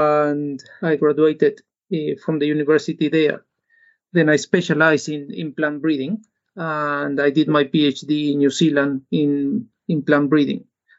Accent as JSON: {"language": "English", "country": "Uruguay", "second_language": "English", "said": "I am from Uruguay, and in Uruguay, agriculture and livestock is our main source of income for the country, and it's very important."}